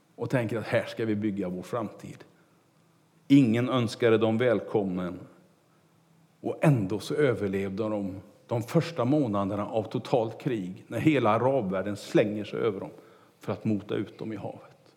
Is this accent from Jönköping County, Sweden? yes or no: no; Kungälv, Västra Götaland, Sweden; när jag var kanske fem sex år och cyklade omkring hemma i Kungälv